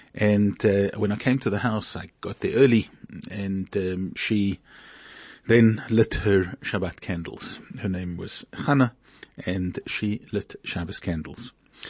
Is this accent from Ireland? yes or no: no; Hungary; also born or lived in Beersheba, Israel; I was born in 1927 in Hungary. I'm a Hungarian Jew. And in 1944, we were deported by the Germans, by the Nazis.